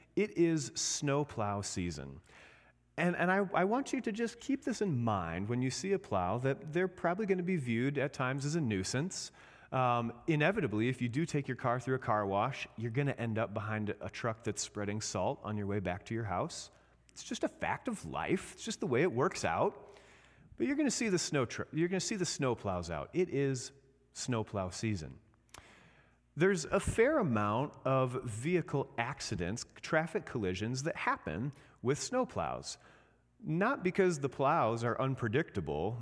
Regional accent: Indiana, United States; now in Michigan, United States; I'm from Indiana

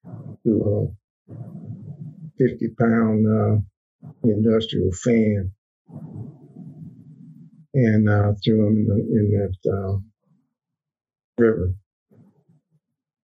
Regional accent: northern Mississippi, United States; moved away; also born or lived in San Francisco; I was born in Mississippi, northern Mississippi, in 1935

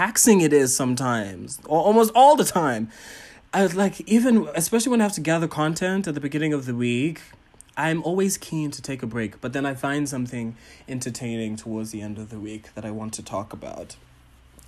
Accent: Botswana; I am a Ghanaian, Tanzanian, Pan-African entertainer, curator, and entrepreneur from Botswana

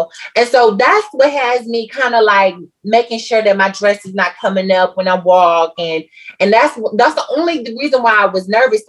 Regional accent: Waco, Texas, United States; I'm from the South, so I'm from the country. I'm from Waco, Texas

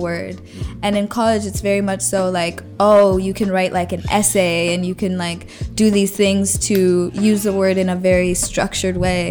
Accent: Colorado, United States; moved away; when I was home in Colorado this last time

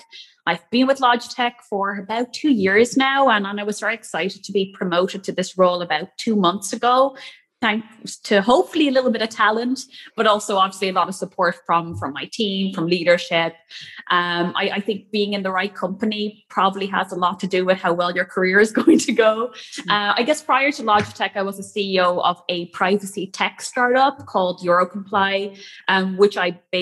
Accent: Netherlands; moved away as an adult; also born or lived in Cork, Ireland; I grew up in the Netherlands

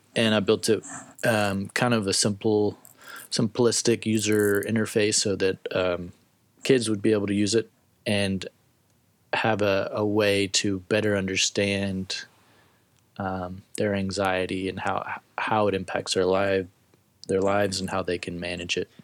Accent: Tennessee, United States; moved away as an adult; I'm originally from Tennessee

